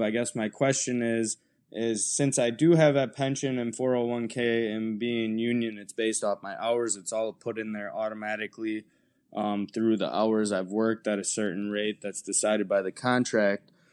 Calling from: Wisconsin, United States; I'm calling from Wisconsin

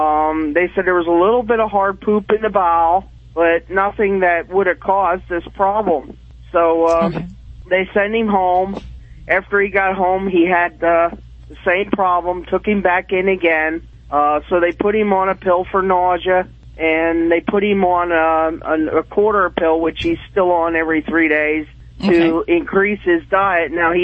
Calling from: near Reading, Pennsylvania, United States; Calling from Burnville, Pennsylvania, near Reading.

